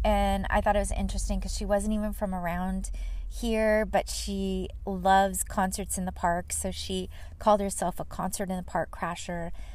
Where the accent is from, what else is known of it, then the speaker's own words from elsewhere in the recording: Fullerton, California, United States; moved away; the city of Fullerton, my um, my hometown I grew up in. It's not where I live now